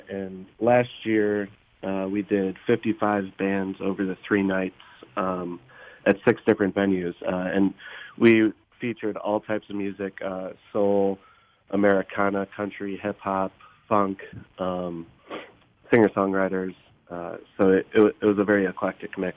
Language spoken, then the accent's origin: English; Oak Park, Illinois, United States; I grew up in in Oak Park and uh, so this is kind of like my my home base.